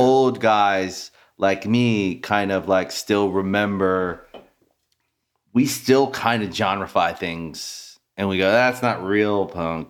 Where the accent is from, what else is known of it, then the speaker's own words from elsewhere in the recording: Maryland, United States; also born or lived in Washington, D.C.; now in Los Angeles, United States; I'm from Maryland